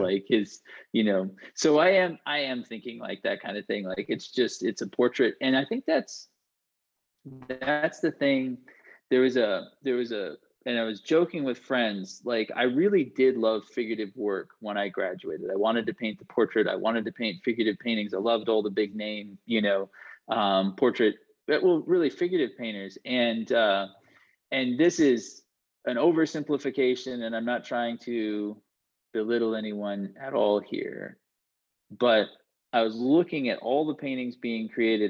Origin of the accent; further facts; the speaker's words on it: Vermont, United States; I'm from Vermont, which is New England.